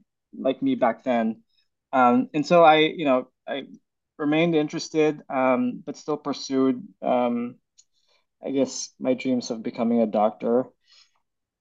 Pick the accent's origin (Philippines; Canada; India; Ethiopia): Philippines; also born or lived in Bay Area, California; now in United States; I was born and raised in the Philippines